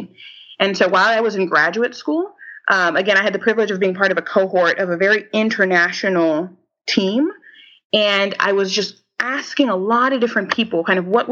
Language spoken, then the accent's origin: English; Haiti; moved away; also born or lived in United States; my home country